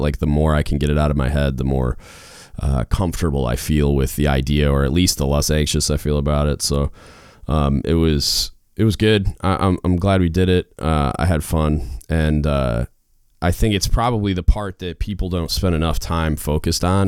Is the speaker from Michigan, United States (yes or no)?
yes; Michigan, United States; moved away; I grew up in Michigan, so like when I go home, my dad watches like old westerns